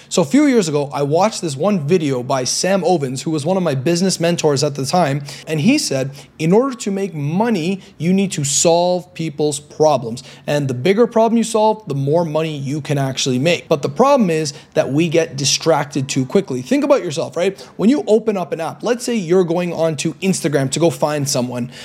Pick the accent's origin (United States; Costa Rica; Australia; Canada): Canada; Toronto, Ontario; moved away as an adult; now in Medellin, Colombia; I'm from Toronto, Canada right now, but now I'm living here in Medellin, Colombia